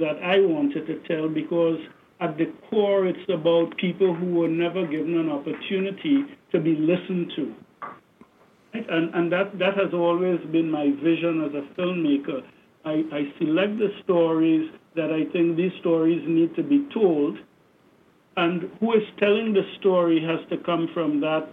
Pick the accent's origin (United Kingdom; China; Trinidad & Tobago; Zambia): Trinidad & Tobago; moved away; growing up in Trinidad